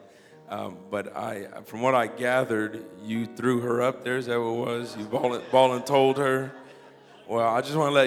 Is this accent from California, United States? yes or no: yes; Los Angeles, California, United States; I'm from Los Angeles originally, so I'm getting used to the whole Indiana Midwest thing